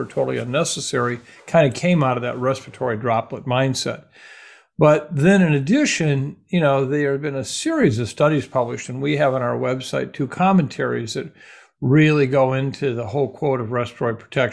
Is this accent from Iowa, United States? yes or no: yes; Iowa, United States; moved away; also born or lived in Minnesota; my hometown Iowa folks